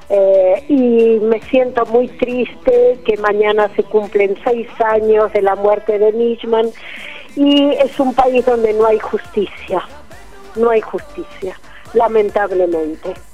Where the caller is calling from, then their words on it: Buenos Aires, Argentina; de Paternal. Yo siempre los escucho los domingos, pero muy pocas veces les dejo mensajes porque me gusta escucharlos.